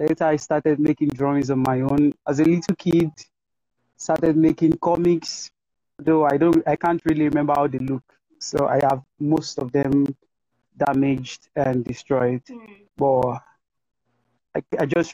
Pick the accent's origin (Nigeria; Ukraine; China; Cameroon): Nigeria; I'm a Nigerian visual artist